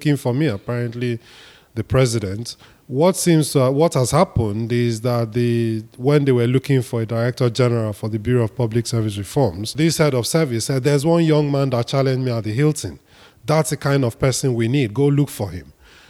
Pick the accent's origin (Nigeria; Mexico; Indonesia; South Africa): Nigeria; Ebonyi; I'm from Ebonyi State. The then secretary to government was also from Ebonyi State.